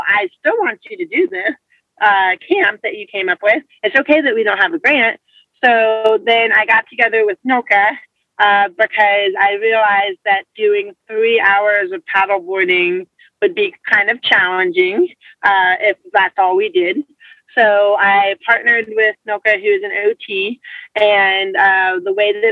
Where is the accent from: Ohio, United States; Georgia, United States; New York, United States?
Georgia, United States; Atlanta; I was born and raised in Atlanta, Georgia